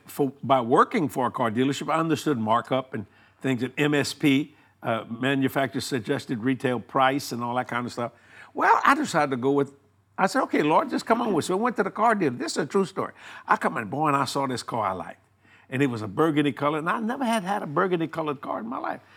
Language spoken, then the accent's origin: English; Houma, Louisiana, United States; born or raised there; also born or lived in New Orleans, Louisiana